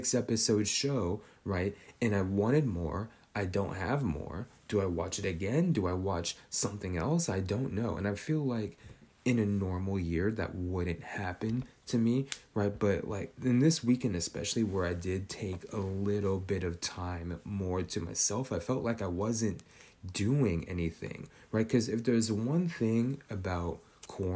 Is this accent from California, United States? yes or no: yes; Northern California, United States; Growing up in Northern California